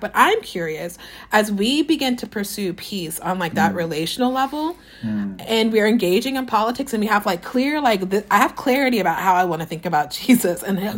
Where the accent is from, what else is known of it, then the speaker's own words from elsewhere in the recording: Southeast Texas, United States; I'm from Southeast Texas